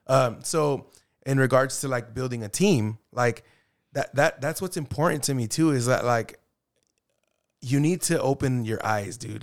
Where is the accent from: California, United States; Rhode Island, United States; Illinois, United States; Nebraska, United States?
California, United States; Arvin; I grew up in Arvin High